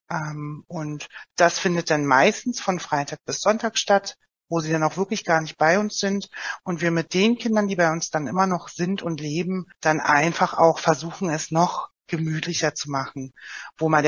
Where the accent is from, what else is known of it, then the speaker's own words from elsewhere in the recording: Oranienburg, Brandenburg, Germany; also bei uns, ich komme ja selbst aus Oranienburg, da ist es als Beispiel jetzt auch der Landkreis Oberhavel